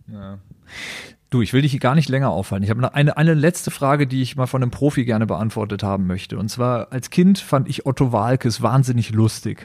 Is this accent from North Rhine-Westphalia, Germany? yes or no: yes; Düsseldorf, North Rhine-Westphalia, Germany; moved away as an adult; also born or lived in Berlin; ich ge-, gebürtiger Düsseldorfer bin